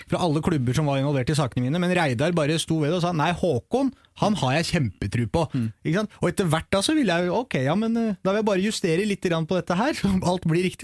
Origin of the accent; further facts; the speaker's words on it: Eastern Norway, Norway; Akkurat på samme måte som jeg er en østlending og vestlending og sørlending.